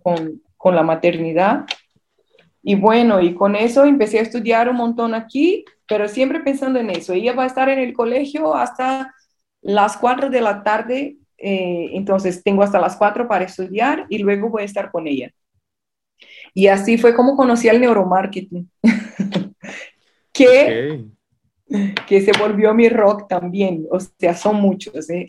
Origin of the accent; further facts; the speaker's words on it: Brazil; accent: Brazilian; Spanish is a second language; moved away as an adult; also born or lived in Peru / Colombia / Rio de Janeiro, Brazil; now in Spain; soy de Brasil, como pueden ver por mi, por mi acento.